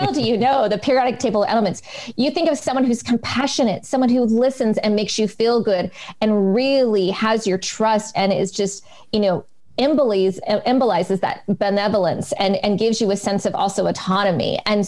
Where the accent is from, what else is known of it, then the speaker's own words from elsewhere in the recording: West Coast, United States; accent: American; and then my American accent starts slipping through. But yes, for me, home is back in the United States. I am definitely a West Coast girl.